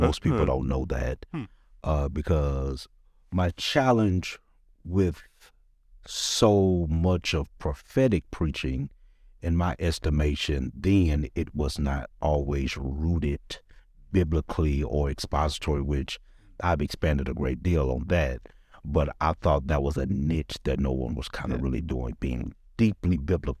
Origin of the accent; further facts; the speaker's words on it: Cleveland Heights, Ohio, United States; Growing up in Cleveland Heights, just a church boy.